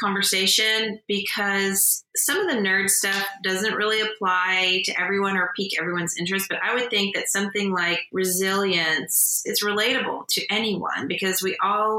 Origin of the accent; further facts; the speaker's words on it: Texas, United States; I'm from Texas.